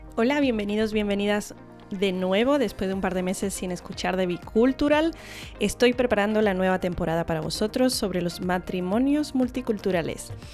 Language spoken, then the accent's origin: Spanish; Spain; first language English; yo vengo de padres americanos de Estados Unidos, em, pero yo nací y crecí en España